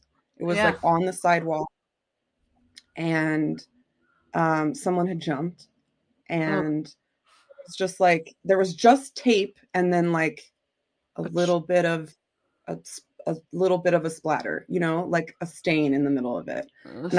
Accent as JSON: {"language": "English", "town": "Carbondale", "region": "Illinois", "country": "United States", "tie": "born or raised there", "also_born_or_lived": "Prague", "moved": "yes", "said": "I grew up in Carbondale, Illinois, which is like southern part. It's almost Kentucky. Almost Kentucky of Illinois."}